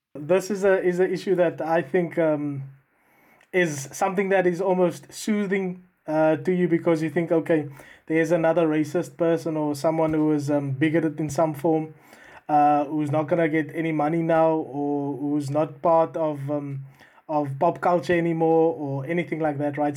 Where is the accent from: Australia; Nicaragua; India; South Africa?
South Africa; now in United Kingdom